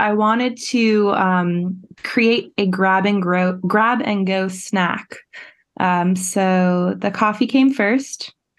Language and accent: English; East Coast, United States; I'm from the East Coast, so I always am all about the hustle and bustle